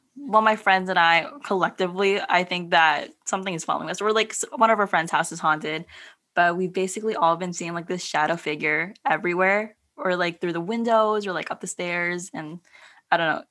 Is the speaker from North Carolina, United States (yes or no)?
no; San Diego, California, United States; born or raised there; also born or lived in Philippines / San Francisco